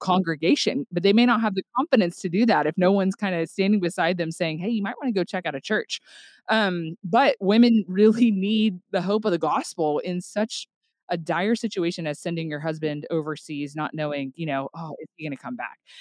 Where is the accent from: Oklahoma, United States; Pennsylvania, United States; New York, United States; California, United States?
Oklahoma, United States; Tulsa; moved away as an adult; now in Northwest Arkansas, United States; I am originally from the Tulsa, Oklahoma area